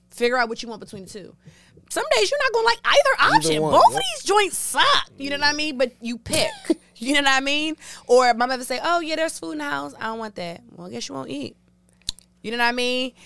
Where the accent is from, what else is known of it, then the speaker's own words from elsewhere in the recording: Washington, District of Columbia, United States; I was born here, raised here, love my city. I'm a D.C. girl for life